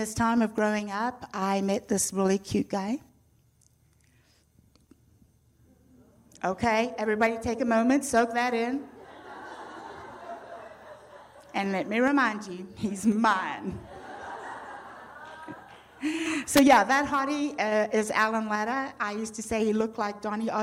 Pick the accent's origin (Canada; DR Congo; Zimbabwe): Zimbabwe; accent: British; moved away; I'm already from a country named, well, it was named Rhodesia